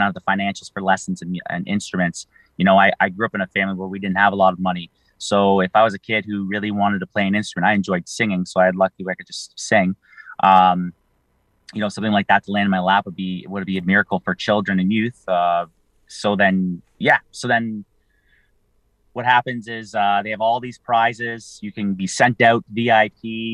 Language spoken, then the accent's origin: English; St. Catharines, Ontario, Canada; I'm from St. Catharines